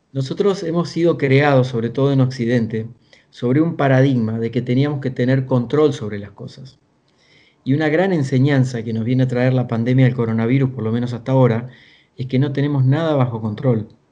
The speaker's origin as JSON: {"language": "Spanish", "area": "small town in the interior of Argentina", "region": "Buenos Aires Province", "country": "Argentina", "tie": "born or raised there", "moved": "yes", "said": "vengo de una familia de origen muy humilde, del interior de Argentina, de un pueblo muy pequeño, de 8.000 habitantes, unos, unos 300 kilómetros al sur de la ciudad de Buenos Aires. Y ahí tuve que empezar a trabajar de muy chico"}